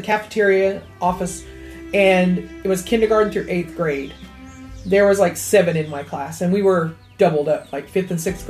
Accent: Liberty, Oklahoma, United States; I grew up out in Liberty

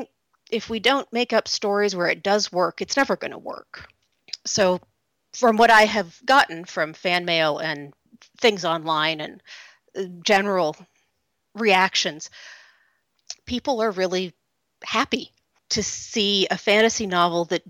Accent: Oak Ridge, Tennessee, United States; I grew up in Oak Ridge, Tennessee.

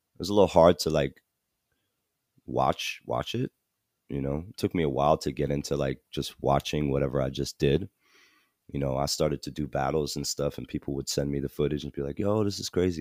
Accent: New Jersey, United States; also born or lived in Malaysia; this is in New Jersey, so I grew up in New Jersey

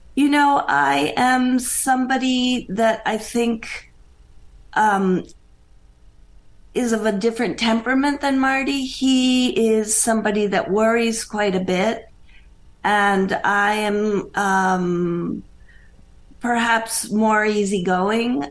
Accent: Bogota, Colombia; moved away as an adult; also born or lived in Pennsylvania, United States; now in United States; I was born and raised in Bogota, Colombia

